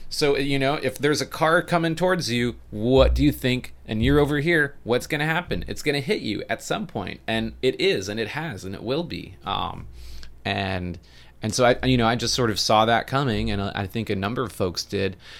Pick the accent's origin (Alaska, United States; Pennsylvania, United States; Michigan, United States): Alaska, United States; Homer; now in Savannah, United States; I grew up in Homer, Alaska.